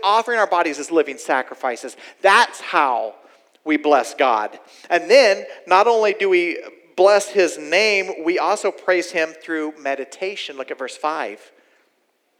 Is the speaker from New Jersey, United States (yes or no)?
no; Oklahoma, United States; I'm from Oklahoma, y'all. I'm originally from here